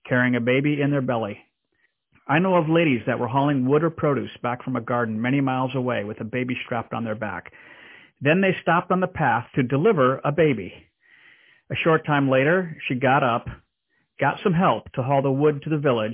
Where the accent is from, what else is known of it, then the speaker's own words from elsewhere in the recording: DR Congo; moved away; growing up in the Democratic Republic of Congo in Central Africa